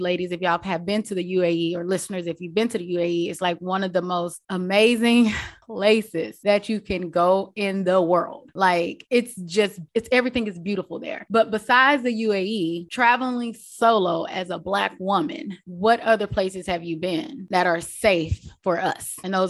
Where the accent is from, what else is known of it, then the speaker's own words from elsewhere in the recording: Bible Belt, Southern United States, United States; I'm from the Bible Belt